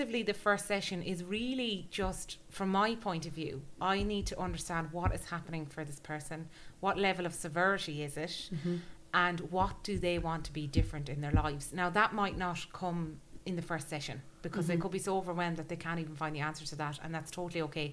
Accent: Galway, Connacht, Ireland; I grew up in Galway, right? In the middle of nowhere

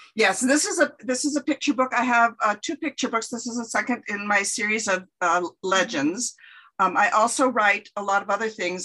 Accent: California, United States; moved away as an adult; now in Winona, Minnesota, United States; I was uh, born and raised in California and moved to the Midwest when I went to college in the back in the 70s

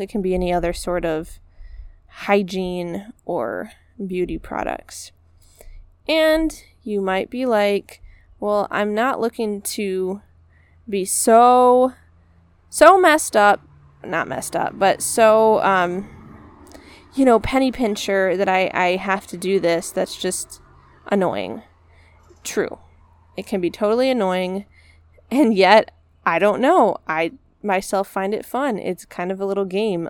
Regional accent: United States; I'm an American

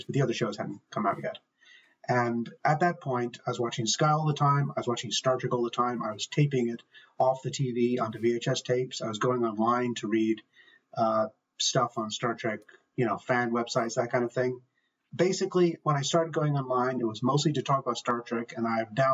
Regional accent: Ireland; I'm from Ireland

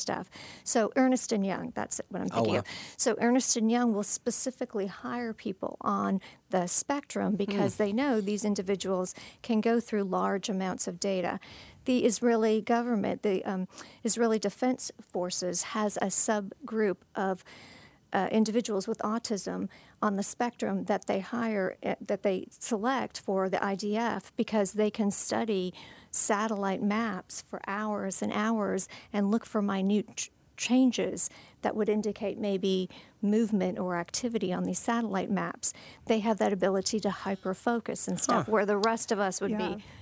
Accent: Canada; I'm Canadian by birth

